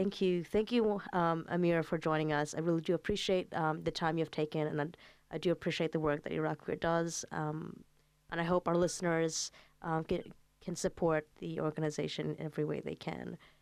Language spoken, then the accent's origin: English; Saudi Arabia; moved away; growing up in Saudi Arabia